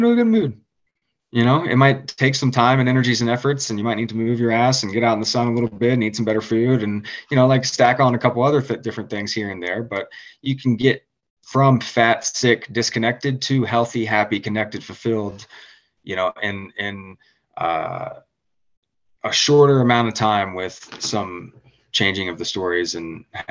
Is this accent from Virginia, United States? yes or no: yes; Richmond, Virginia, United States; I'm from Richmond, Virginia